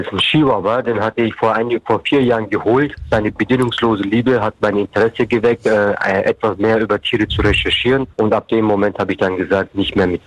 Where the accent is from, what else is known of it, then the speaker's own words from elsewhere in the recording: Bavaria, Germany; Ich komme aus Bayern und Bayern